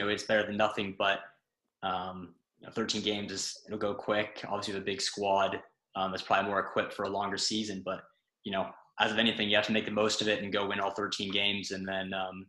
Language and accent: English; St. Louis, Missouri, United States; moved away as an adult; also born or lived in Massachusetts; now in Ireland; St. Louis, Missouri, my hometown in the United States.